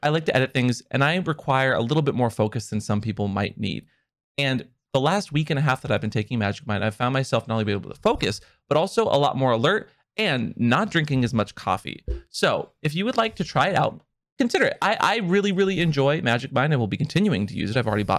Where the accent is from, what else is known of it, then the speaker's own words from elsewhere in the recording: Seattle, Washington, United States; I grew up in Seattle, and Tacoma's kind of always like a little far out there.